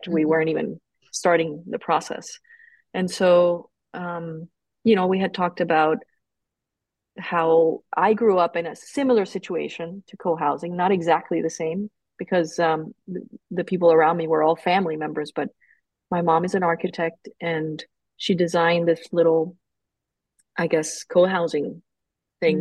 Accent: Colombia; moved away as an adult; now in United States; when I was growing up in Colombia, it's very Catholic

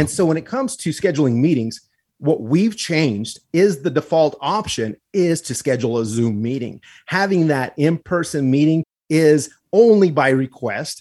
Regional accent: Pecos, New Mexico, United States; also born or lived in Glorieta, New Mexico; my hometown where I grew up in Pecos and in Glorieta

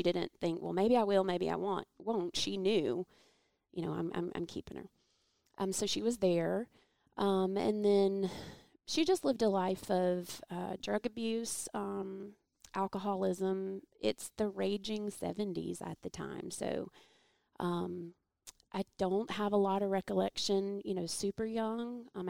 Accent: Atlanta, Georgia, United States; born there; Okay. Well, I was born in Atlanta.

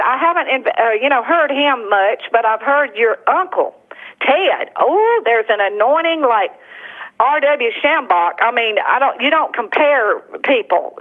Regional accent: Tuscaloosa, Alabama, United States; moved away; also born or lived in New Orleans, Louisiana; I was raised in Tuscaloosa

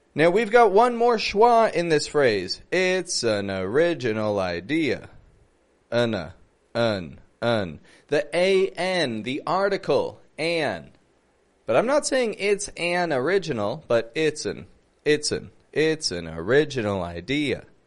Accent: Toronto, Ontario, Canada; I'm from Toronto

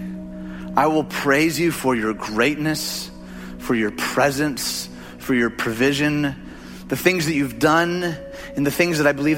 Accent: Detroit, Michigan, United States; moved away; I'm from Detroit.

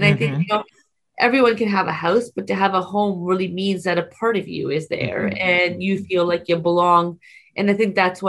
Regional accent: Waterloo, Ontario, Canada; first language Punjabi; English is a second language; I'm born and raised in the Warli region. My first language is Punjabi. I come from an extended family

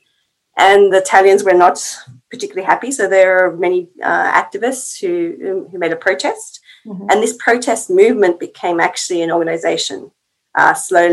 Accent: Australia; moved away as an adult; now in Finland; I'm from Australia, and I've been in Finland for just over 10 years now

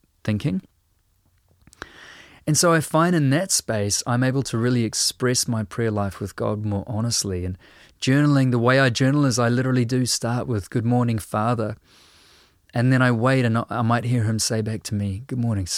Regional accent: New Zealand

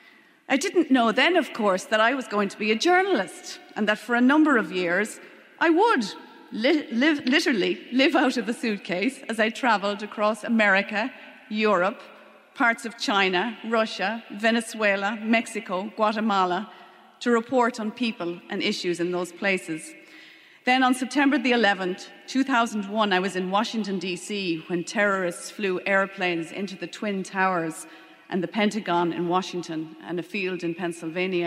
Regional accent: Leitrim, Connacht, Ireland; born or raised there; also born or lived in London / Longford

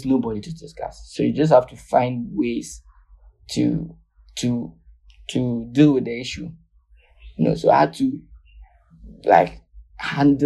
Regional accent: Ghana; I was born in Ghana. I had my medical training in Ghana.

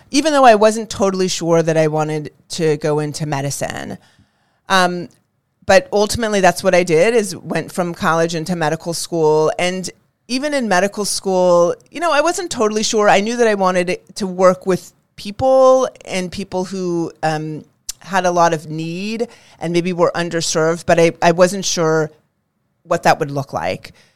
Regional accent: California, United States; I grew up in California

